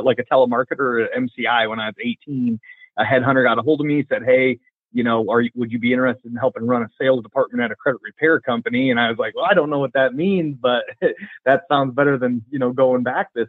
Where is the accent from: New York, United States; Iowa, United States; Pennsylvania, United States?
Iowa, United States; Vinton; I'm from Vinton, Iowa